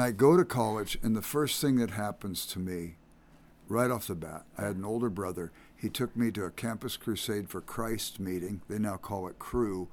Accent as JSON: {"language": "English", "town": "Los Angeles", "region": "California", "country": "United States", "tie": "born or raised there", "said": "I grew up in South Central Los Angeles."}